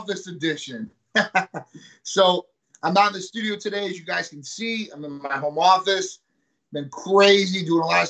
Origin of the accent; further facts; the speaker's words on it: Midwest, United States; now in Tampa, United States; I'm from the Midwest